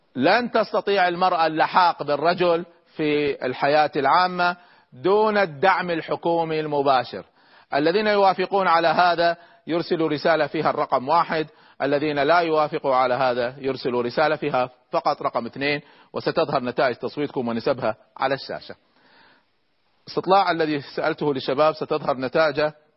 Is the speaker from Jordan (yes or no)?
no; Kuwait; عندنا في الكويت